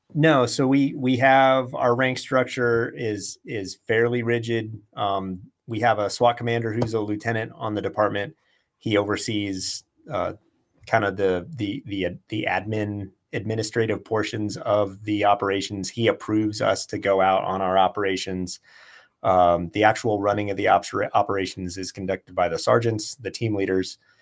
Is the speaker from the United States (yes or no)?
yes; Tucson, Arizona, United States; also born or lived in Southern California; I grew up I grew up here and in Southern California